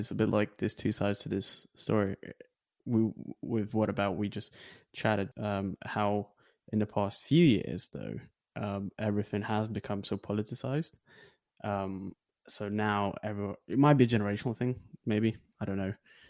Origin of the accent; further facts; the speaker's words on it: Lithuania; now in United Kingdom; not feeling like I'm from Lithuania or not feeling that I'm from here always gives you this kind of, you know, maybe freedom